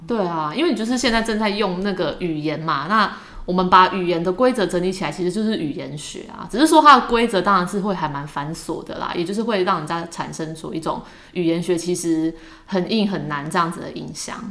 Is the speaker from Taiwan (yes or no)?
yes; Taiwan; accent: Taiwanese accent (in English); 我们在学英文的时候也是难免有一些台湾腔啦